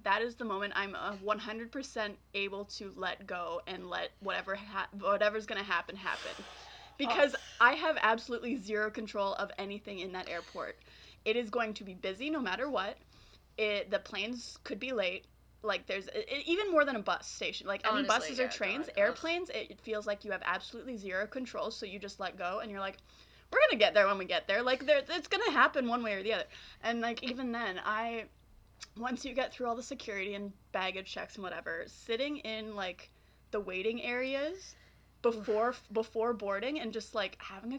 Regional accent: Waterloo, Ontario, Canada; also born or lived in Kitchener; my parents moved to where I am now

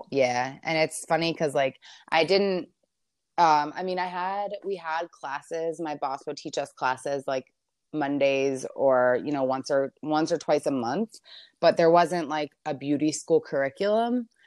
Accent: Maryland, United States; moved away as an adult; now in Los Angeles, United States; I'm from Maryland, so I live in L A right now, but I was born and raised in Maryland, lived my whole life there

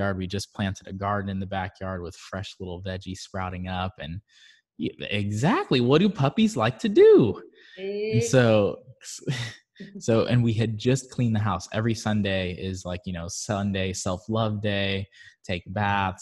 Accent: Barbados; moved away; I'm originally from Barbados

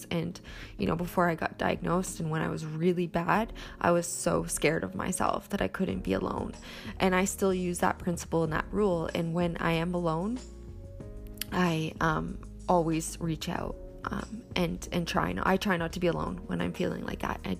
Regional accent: Ontario, Canada; actually, I grew up in Ontario

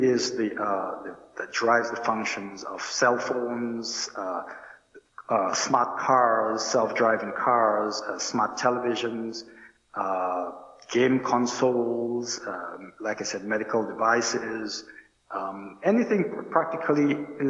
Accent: Roseau, Dominica; moved away as an adult; I hail from Roseau. I grew up there

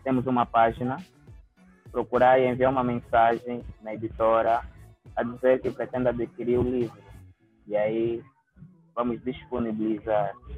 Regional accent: Angola; sou escritor e sou de Angola, África

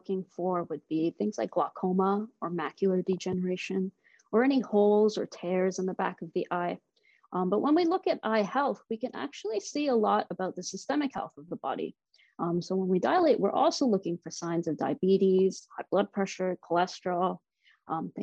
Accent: Durham Region, Ontario, Canada; also born or lived in Toronto / Boston; I was born and raised in Durham region.

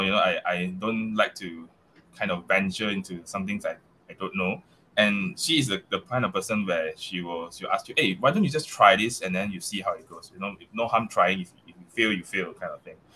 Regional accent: Malaysia; accent: Malaysia accent; English is a second language; I still have that that that Malaysia accent

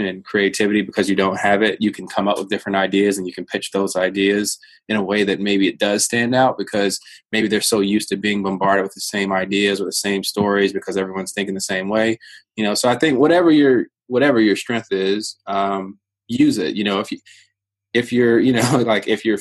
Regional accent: Virginia, United States; I come from I come from Virginia

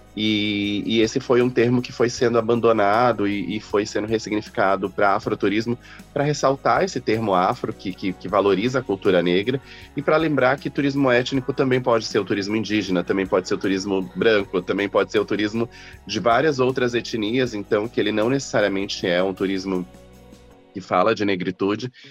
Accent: Campo Grande, Mato Grosso do Sul, Brazil; moved away as an adult; now in São Paulo, Brazil; Eu nasci no Mato Grosso do Sul, em Campo Grande. Eu fiz faculdade lá. E aí eu mudei para São Paulo em 2009.

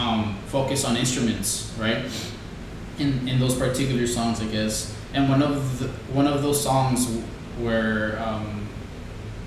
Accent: Laredo, Texas, United States; I'm from Laredo

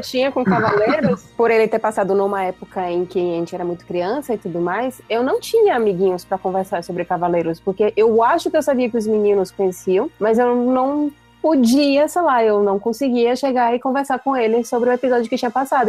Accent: Salvador, Bahia, Brazil; now in São Paulo, Brazil; eu sou de Salvador, tô agora aqui em São Paulo

